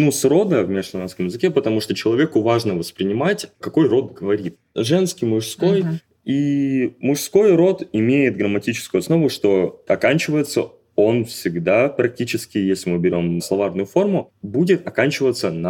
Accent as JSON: {"language": "Russian", "town": "Khabarovsk", "region": "Khabarovsk Krai", "country": "Russia", "moved": "as an adult", "lives_now": "Kazan, Russia", "said": "Из Хабаровска."}